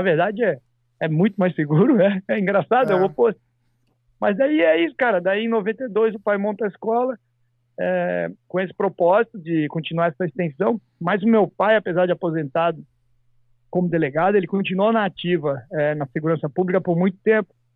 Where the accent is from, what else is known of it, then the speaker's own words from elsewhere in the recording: Santa Catarina, Brazil; now in United States; lá no meu estado, Santa Catarina